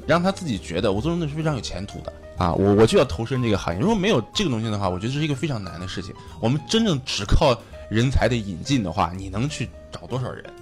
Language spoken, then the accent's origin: Chinese; China; moved away; 在我们大陆那边